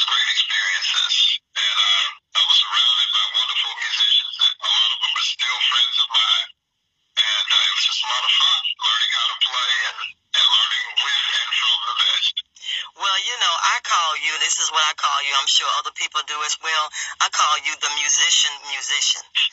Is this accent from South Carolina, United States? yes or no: no; Huntsville, Alabama, United States; I'm from Huntsville, Alabama